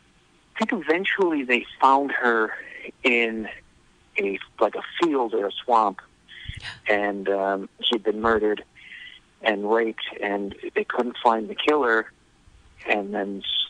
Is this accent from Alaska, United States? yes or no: no; Streamwood, Illinois, United States; I grew up in a suburb of Chicago called Streamwood, Illinois, and it was kind of, we didn't call it white trash at the time. We called it, a lot of people, hillbillies. It was kind of very working class and angry.